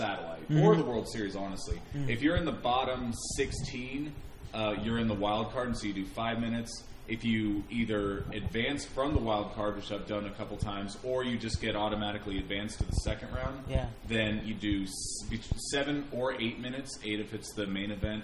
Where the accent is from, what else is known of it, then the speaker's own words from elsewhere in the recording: Sacramento, California, United States; also born or lived in San Francisco Bay Area; now in Oakland area, United States; I was born and raised in Sacramento, spent my first 20 years there.